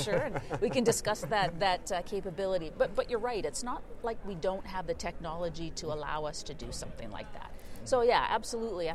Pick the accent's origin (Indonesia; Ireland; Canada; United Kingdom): Canada; I am a Canadian